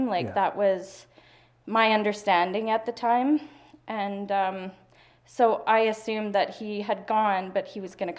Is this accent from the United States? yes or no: no; Hinton, Alberta, Canada; I was born in Hinton, Alberta. In 1984.